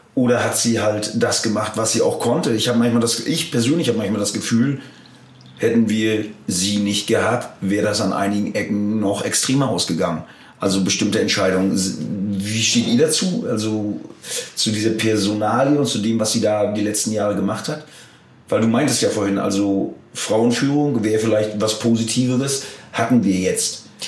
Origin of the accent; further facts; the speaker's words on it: Germany; als Deutsche